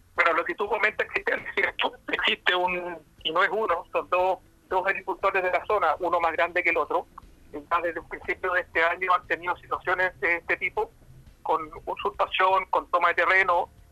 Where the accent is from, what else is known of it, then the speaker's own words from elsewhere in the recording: Chile; siendo un chileno a pie